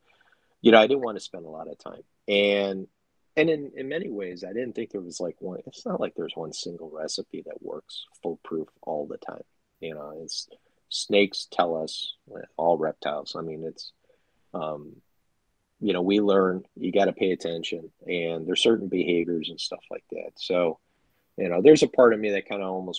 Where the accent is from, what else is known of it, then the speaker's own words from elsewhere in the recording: Chicago, Illinois, United States; I'm from Chicago